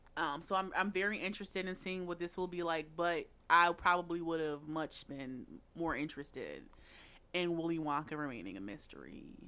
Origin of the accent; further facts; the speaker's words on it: Philadelphia, Pennsylvania, United States; as a Philadelphian